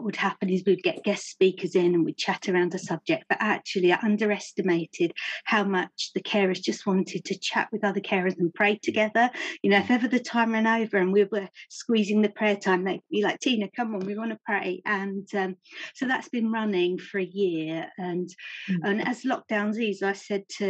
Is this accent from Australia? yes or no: no; Romford, London, United Kingdom; I'm an Essex girl. I was born and brought up in Romford.